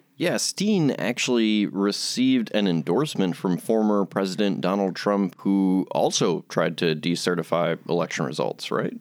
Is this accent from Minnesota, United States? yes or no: no; Shorewood, Wisconsin, United States; I'm actually from Shorewood, which borders Whitefish Bay to the south